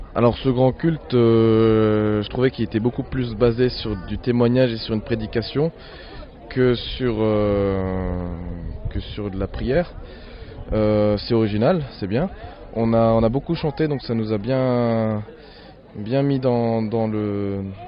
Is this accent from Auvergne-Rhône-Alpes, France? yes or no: no; Alsace, Grand Est, France; je viens d'Alsace.